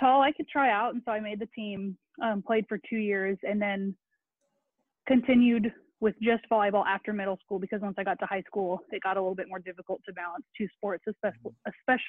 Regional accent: Keller, Texas, United States; sixth grade growing up in Keller

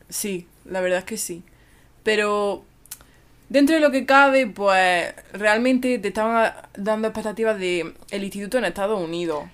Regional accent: Spain; si soy de España

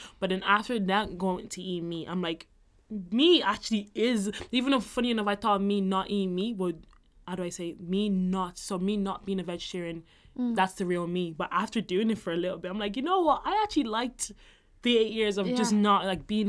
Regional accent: Ireland; also born or lived in Nigeria; I grew up here. Like, I've been in Ireland for 15 years

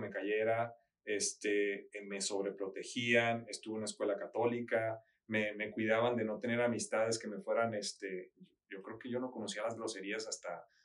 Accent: Culiacán, Sinaloa, Mexico; moved away as an adult; also born or lived in Mazatlán, Mexico / United States; En Mazatlán, eh, yo nací y después al tercero de primaria nos tuvimos que ir a Culiacán.

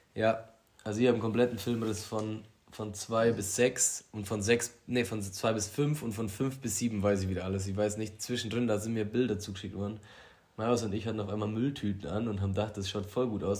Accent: Allgäu, Germany; bei uns in Allgäu

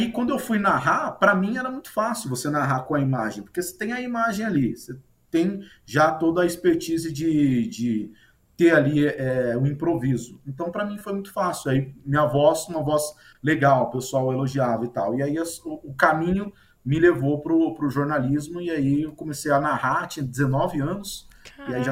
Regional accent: Marília, São Paulo, Brazil; Eu sou de Marília, interior de São Paulo, eu era repórter de rádio, né?

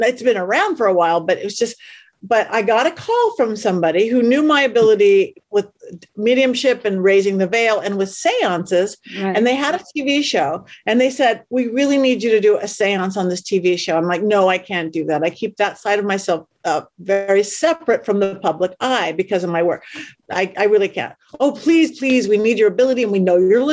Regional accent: Los Angeles, California, United States; right in my hometown. I live in the middle of Hollywood

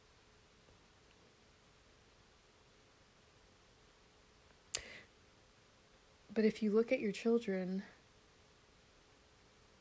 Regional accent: Florida, United States; now in South Carolina, United States; I grew up in Florida

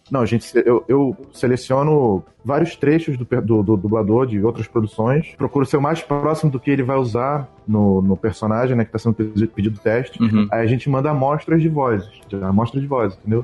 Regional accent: Rio de Janeiro, Brazil; also born or lived in São Paulo; sou do aqui do Rio de Janeiro

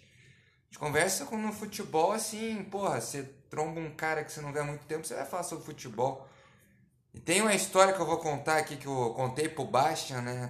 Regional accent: Brazil

